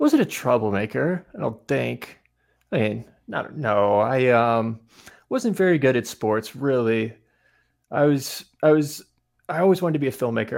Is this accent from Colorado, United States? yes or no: no; Asheville, North Carolina, United States; moved away; also born or lived in Greenville, North Carolina; Grew up in the mountains outside Asheville, North Carolina, in the woods, in a cabin that my dad built by himself